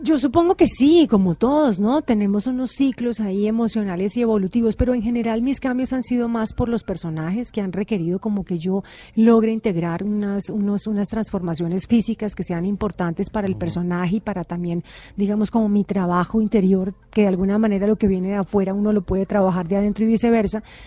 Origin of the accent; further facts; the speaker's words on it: Cali, Valle del Cauca, Colombia; todo el mundo piensa pues que uno es porque es de Cali, uno baila, pero no, no todos bailamos